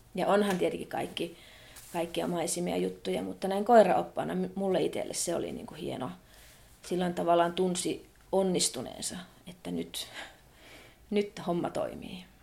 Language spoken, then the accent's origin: Finnish; Muonio, Lapland, Finland; Minä olen itse siitä keskustasta kotoisin, niin siinä meidän kotipaikassa asuttiin.